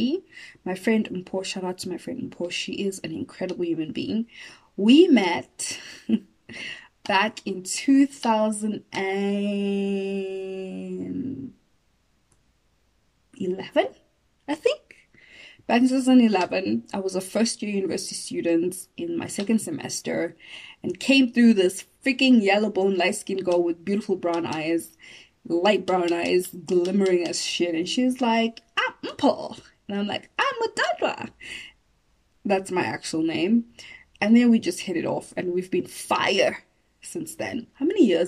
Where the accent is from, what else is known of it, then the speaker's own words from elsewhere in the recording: Johannesburg, Gauteng, South Africa; I didn't grow up in Venda. I grew up in Joburg, but I know Venda